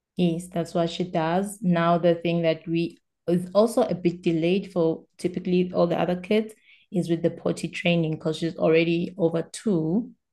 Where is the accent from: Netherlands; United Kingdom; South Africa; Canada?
South Africa; English is a second language; I'm South African.